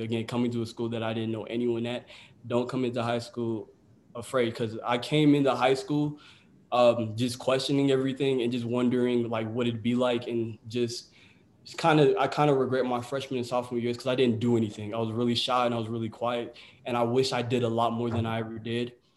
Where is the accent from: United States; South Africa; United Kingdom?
United States; my parents were born in Ghana, but I was born in the United States